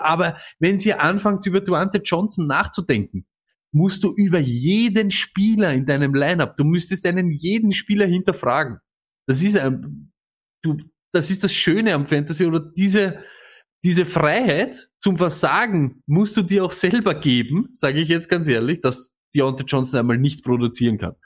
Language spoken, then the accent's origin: German; Austria; Als Österreicher